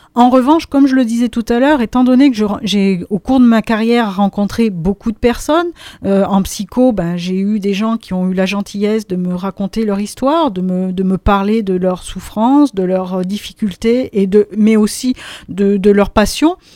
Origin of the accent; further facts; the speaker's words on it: Auvergne-Rhône-Alpes, France; now in Drôme, France; je ne suis pas originaire de la Drôme, je viens d'Auvergne